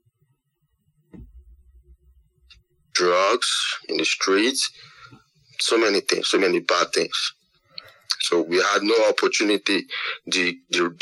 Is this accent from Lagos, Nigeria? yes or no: yes; Lagos, Nigeria; I grew up in Lagos, in Nigeria. And I've never been out of Nigeria.